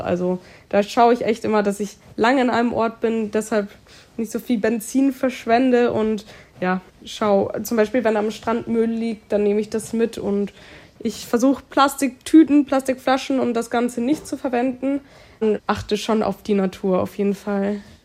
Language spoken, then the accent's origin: German; near Munich, Bavaria, Germany; Ich bin in München, also in der Nähe von München, geboren und aufgewachsen